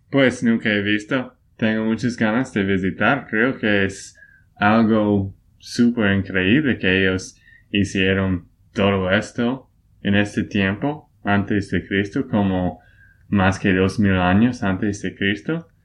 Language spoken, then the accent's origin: Spanish; Texas, United States; Spanish is a second language; de Texas, Estados Unidos